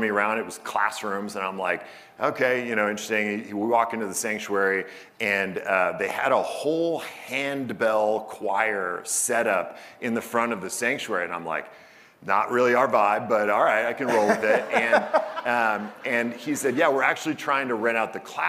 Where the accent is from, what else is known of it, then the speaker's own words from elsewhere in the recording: Portland, Oregon, United States; moved away; also born or lived in Arizona / San Francisco / Seattle; I was born in Portland